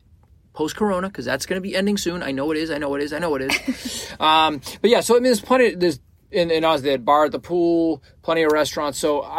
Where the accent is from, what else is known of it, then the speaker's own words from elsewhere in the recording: Florida, United States; I'm from Florida.